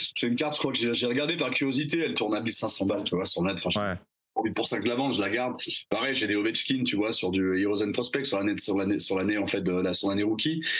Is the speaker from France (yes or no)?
yes; Bordeaux, Nouvelle-Aquitaine, France; je viens de Bordeaux. j'ai je, je, j'ai grandi dans le sud-ouest